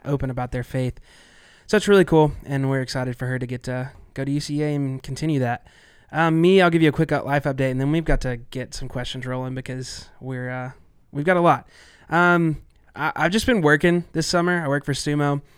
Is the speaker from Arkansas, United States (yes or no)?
yes; Arkansas, United States; I am from Arkansas